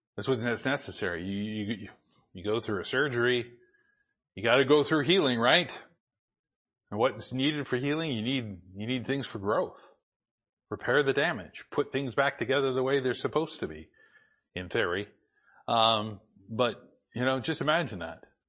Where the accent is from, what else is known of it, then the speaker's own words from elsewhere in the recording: Boise, Idaho, United States; moved away; also born or lived in Spokane / Portland; I grew up in Boise.